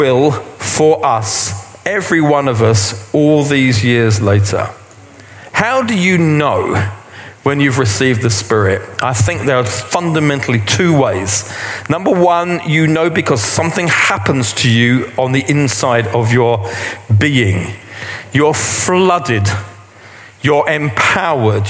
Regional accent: England, United Kingdom; We're English

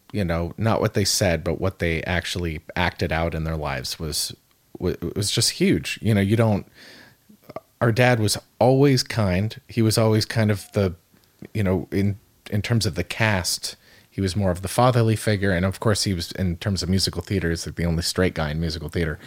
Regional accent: Calabasas, California, United States; We, we grew up in in Calabasas, California, uh, which is about thirty-five minutes outside of, of downtown L

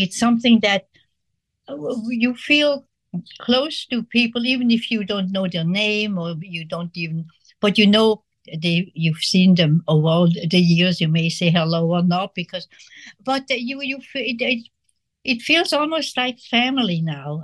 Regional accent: Switzerland; moved away; I grew up in Switzerland, and which was uh, during the war, and uh, we were not in the war

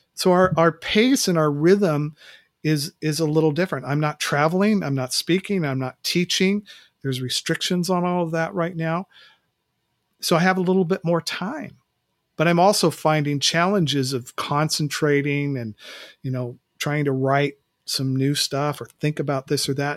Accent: West Coast, United States; moved away as an adult; now in Mid-Atlantic, United States; I grew up on the West Coast, and so living out here in Mid-Atlantic, uh, the last two summers

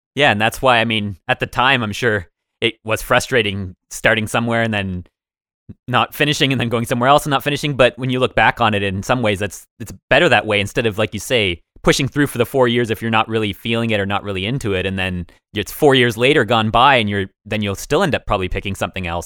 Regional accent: Woodstock, Ontario, Canada; we, we grew up just outside of Woodstock, a very small city.

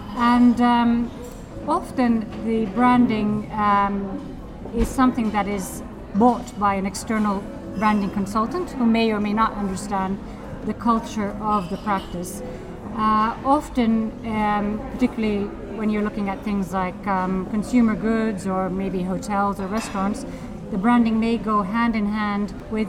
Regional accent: Helsinki, Uusimaa, Finland; English is a second language; moved away as an adult; also born or lived in Edinburgh; Well, yes, I'm from Helsinki, and I grew up here and there, and I had a plan to leave Finland, and I decided to study at Edinburgh, History of Art

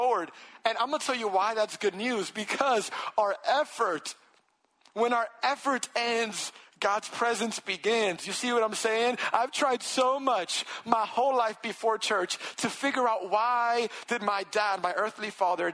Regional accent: New York City, New York, United States; I'm from New York City and I lived in Washington Heights, Upper Manhattan area my whole life.

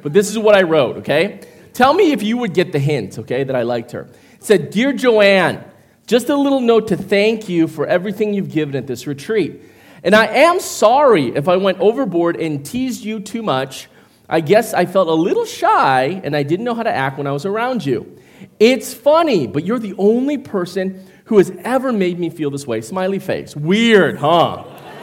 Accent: Midwest, United States; I come from the Midwest, and so growing up with white people all my life

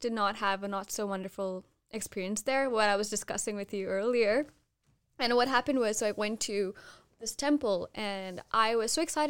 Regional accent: Mathura, Uttar Pradesh, India; there's this beautiful place in India, in my hometown actually, Uttar Pradesh. The place is known as Mathura

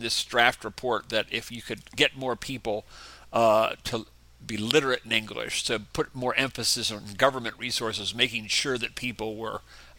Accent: Pittsburgh, Pennsylvania, United States; moved away as an adult; also born or lived in Winston-Salem, North Carolina; now in Indiana, United States; Born and raised in Pittsburgh, Pennsylvania.

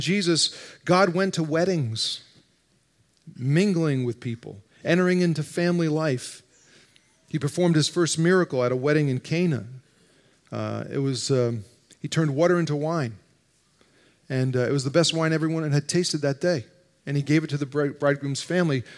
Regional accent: New Jersey, United States; moved away; I grew up in North Jersey, just outside New York

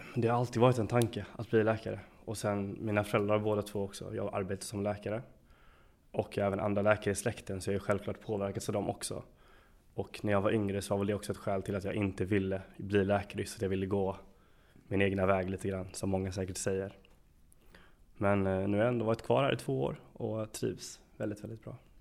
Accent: Lund, Skåne, Sweden; moved away as an adult; also born or lived in Gothenburg; now in Jönköping, Sweden; Lund där jag kommer ifrån

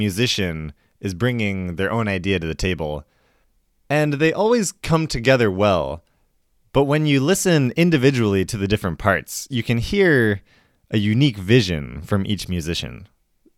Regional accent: Chicago, Illinois, United States; my hometown, Chicago

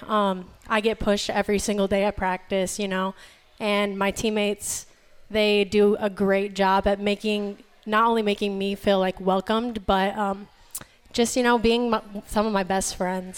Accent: Iowa, United States; moved away as an adult; now in North Carolina, United States; being from Iowa

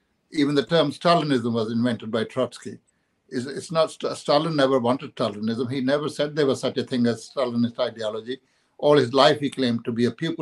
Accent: India; I come from India

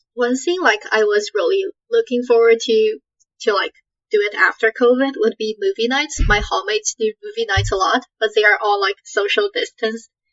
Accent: Canada; moved away as an adult; now in United States; I come from Canada and I'm like the only one from my high school who's coming here

